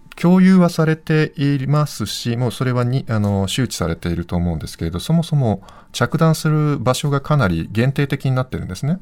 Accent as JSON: {"language": "Japanese", "country": "Japan", "tie": "born or raised there", "moved": "as an adult", "lives_now": "Ukraine", "said": "私の実家にちょっと滞在してた"}